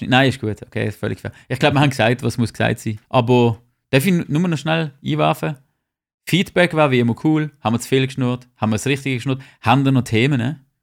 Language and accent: German; Switzerland